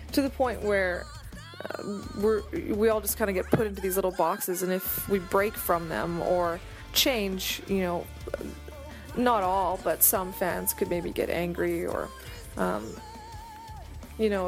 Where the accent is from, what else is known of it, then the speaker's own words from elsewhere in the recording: Vancouver, British Columbia, Canada; we are from Vancouver, but we've toured around North America quite a bit.